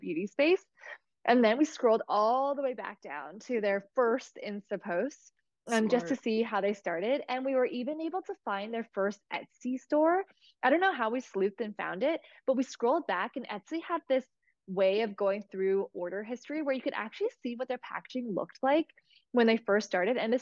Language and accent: English; Toronto, Ontario, Canada; I was born in Toronto